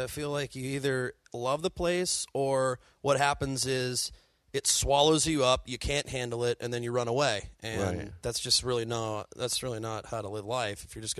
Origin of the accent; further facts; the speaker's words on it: Massachusetts, United States; I'm from Massachusetts. Absolutely.